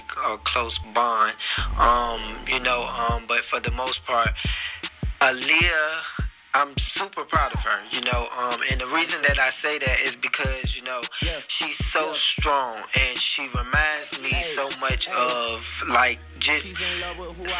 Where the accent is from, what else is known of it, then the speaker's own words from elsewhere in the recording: Norfolk, Virginia, United States; now in Atlanta, United States; So that's originally where I originated from. That's where I was born and raised.